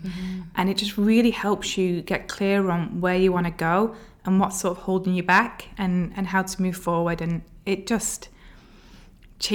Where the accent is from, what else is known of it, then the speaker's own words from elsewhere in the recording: Bolton, North West England, United Kingdom; moved away as an adult; now in Abu Dhabi, United Arab Emirates; Okay, so I am from Bolton, which is just north of Manchester in England. I've had the accent sort of diluted, I guess, along the way.